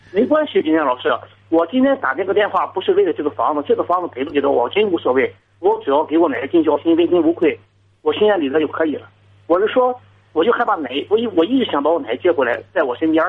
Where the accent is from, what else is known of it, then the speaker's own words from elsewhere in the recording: Jinan, Shandong, China; 济南的，就是市区的